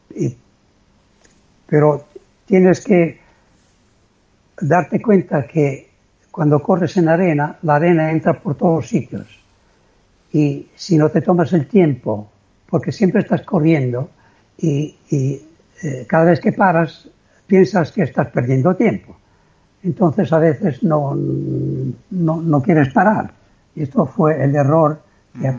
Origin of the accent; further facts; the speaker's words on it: Italy; soy italiano